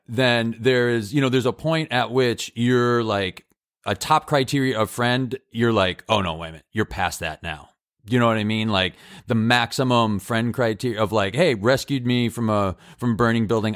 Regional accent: Massachusetts, United States; I grew up in Massachusetts where we think we created America

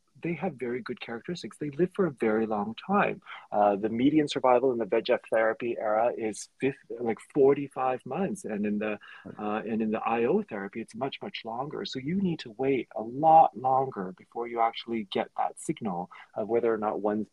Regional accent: Canada; I'm Canadian.

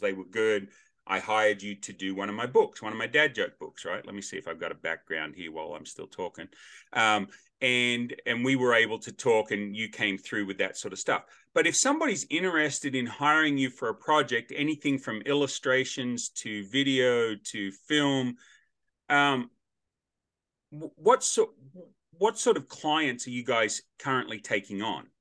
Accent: Australia; now in United States; as an Australian

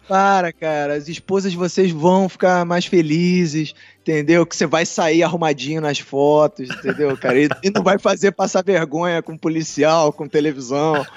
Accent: Brazil; somos brasileiros

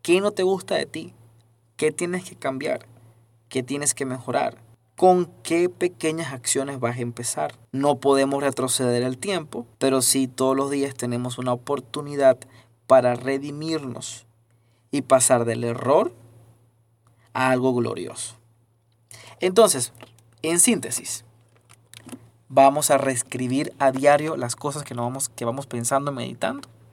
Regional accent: Venezuela; moved away; soy venezolano

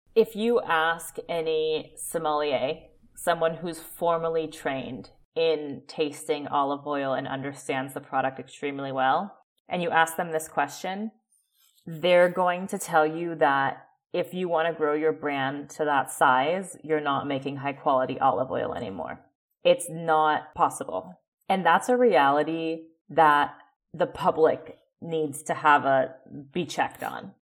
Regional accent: Oakland, California, United States; moved away; also born or lived in Calabria, Italy / Austin, Texas; I am originally from Oakland, California

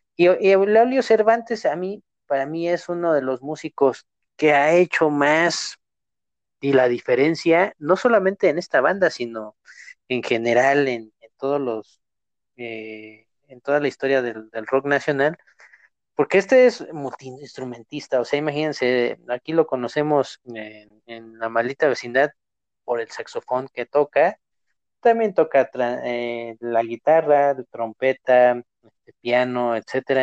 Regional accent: Mexico

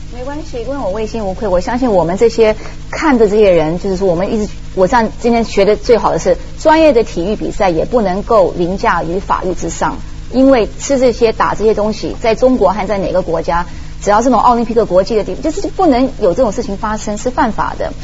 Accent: United States; 我们美国人

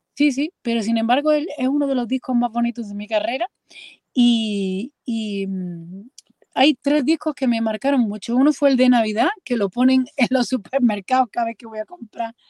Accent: Andalusia, Spain; moved away as an adult; now in Madrid, Spain; yo estoy residiendo en Madrid y soy andaluza

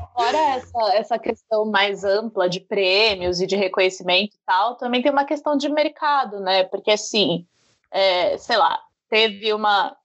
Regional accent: Brazil; como eu sou brasileira

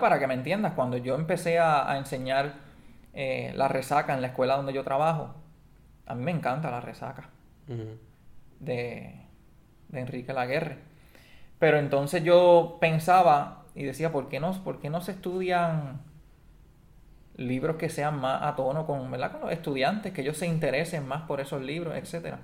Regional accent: Puerto Rico; Antes éramos de España, ahora somos de Estados Unidos.

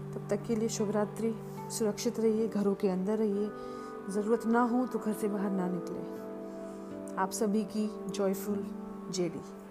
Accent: Lucknow, Uttar Pradesh, India; मैं लखनऊ शहर से हूँ

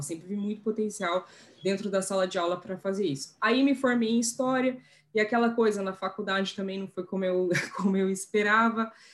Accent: Curitiba, Paraná, Brazil; moved away as an adult; also born or lived in Brussels, Belgium; eu tinha nascido em Curitiba

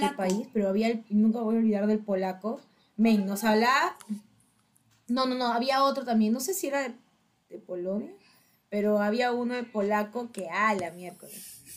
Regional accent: Peru

